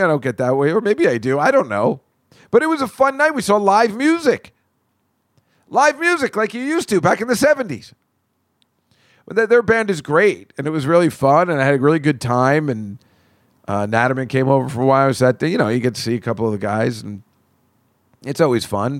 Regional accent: Edison, New Jersey, United States; my hometown has turned into little India

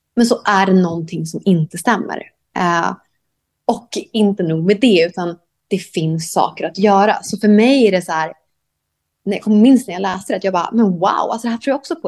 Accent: Sweden; moved away as an adult; also born or lived in Thailand; now in Koh Samui, Thailand; jag är svensk ju

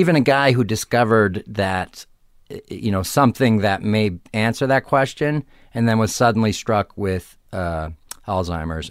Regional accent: Arlington Heights, Illinois, United States; moved away; suburbs of Chicago, Arlington Heights, Illinois

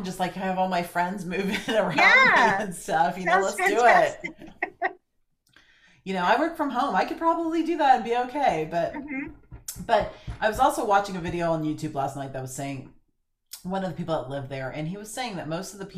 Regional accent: Florida, United States; moved away; I grew up in Florida

